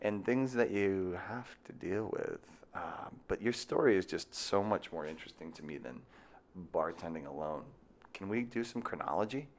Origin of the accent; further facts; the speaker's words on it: Marshfield, Massachusetts, United States; I'm from Massachusetts